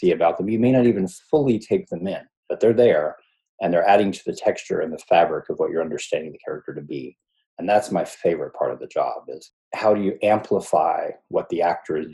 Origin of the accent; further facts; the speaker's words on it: North Carolina, United States; also born or lived in Ohio / Atlanta; I was born in Ohio, but I moved to North Carolina with my family when I was probably eight, nine, somewhere in there, and grew up there, went to high school there